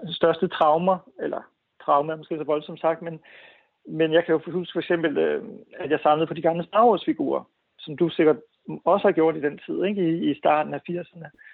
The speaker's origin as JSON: {"language": "Danish", "town": "Viborg", "region": "Central Denmark Region", "country": "Denmark", "tie": "born or raised there", "said": "i Viborg, hvor jeg voksede op"}